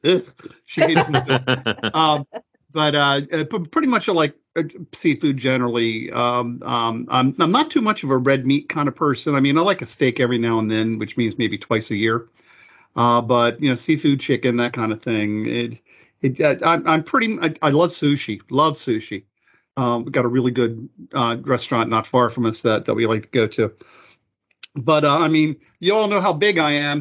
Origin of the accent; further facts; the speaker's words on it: Maryland, United States; I'm born, bred, and raised in Maryland